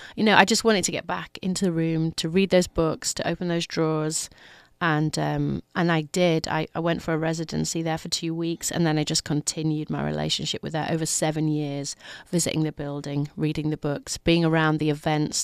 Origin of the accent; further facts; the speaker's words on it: Leeds, Yorkshire and the Humber, United Kingdom; I'm from Leeds, which is 200 miles north of London